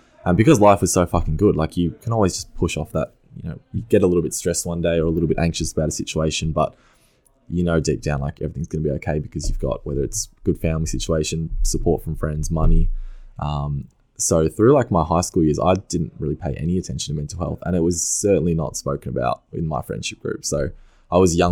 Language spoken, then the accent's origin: English; Mornington Peninsula, Victoria, Australia; I grew up on the Mornington Peninsula